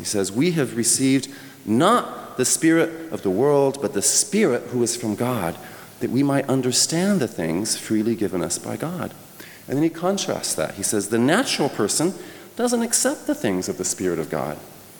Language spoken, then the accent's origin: English; France; When I was a little boy, I mentioned I grew up in France. My parents were church planters there.